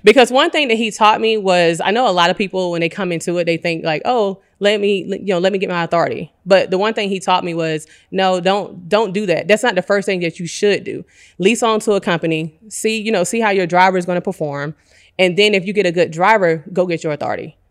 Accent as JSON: {"language": "English", "town": "Decatur", "region": "Georgia", "country": "United States", "tie": "born or raised there", "also_born_or_lived": "Atlanta, Georgia", "said": "born and raised in Decatur"}